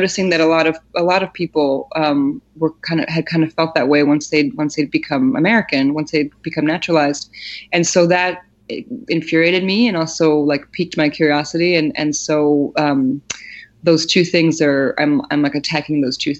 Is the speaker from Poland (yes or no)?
yes; Poland; moved away; I was born in Poland, and most of my family is all there